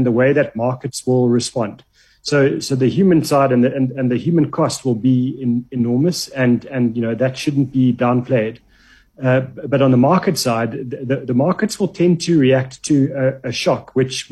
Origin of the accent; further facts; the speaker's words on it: South Africa; we're South African